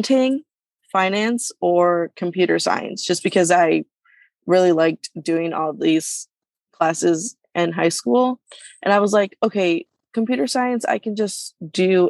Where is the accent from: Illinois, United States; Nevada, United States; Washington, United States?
Illinois, United States; Hanover Park; I am from Hanover Park, Illinois